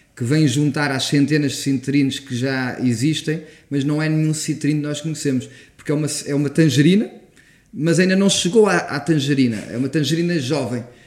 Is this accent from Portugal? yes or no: yes; Portugal; enquanto português